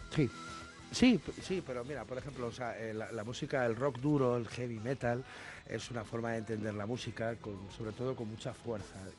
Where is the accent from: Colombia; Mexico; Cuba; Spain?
Spain; nosotros los españoles